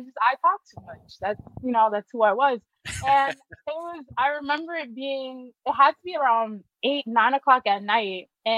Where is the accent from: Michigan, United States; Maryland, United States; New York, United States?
New York, United States; New York City; I'm from Harlem specifically